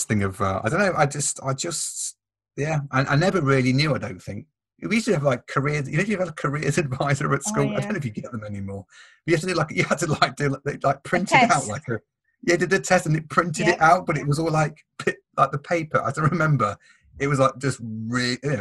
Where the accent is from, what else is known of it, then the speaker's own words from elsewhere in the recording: Nottingham, East Midlands, United Kingdom; accent: Nottingham; my Nottingham accent, but with A Up Me Duck and all